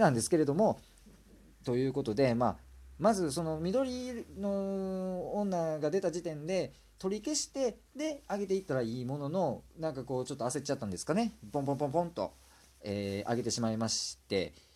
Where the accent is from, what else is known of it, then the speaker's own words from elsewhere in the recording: Kansai, Japan; accent: Kansai dialect; すごい関西弁が出てしまってるんですけどもね